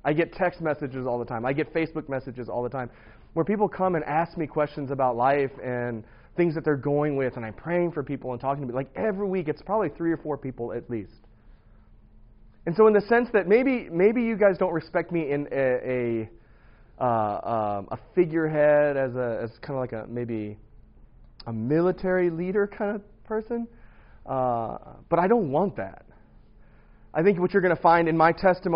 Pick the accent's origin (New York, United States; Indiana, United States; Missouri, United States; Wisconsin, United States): Missouri, United States; St. Louis; I grew up in St. Louis, Missouri in 1977